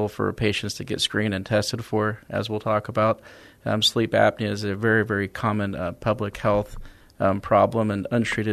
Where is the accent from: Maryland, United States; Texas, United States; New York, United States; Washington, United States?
Texas, United States; Dallas; moved away as an adult; also born or lived in Sherman, Texas; now in San Antonio, United States; I'm originally from Dallas, Texas